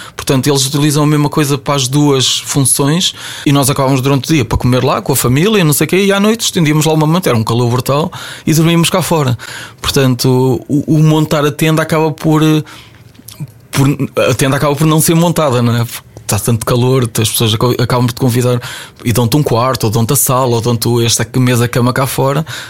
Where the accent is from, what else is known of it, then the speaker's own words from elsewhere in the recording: Ovar, Aveiro District, Portugal; me levou de Ovar, de onde eu sou, até Macau.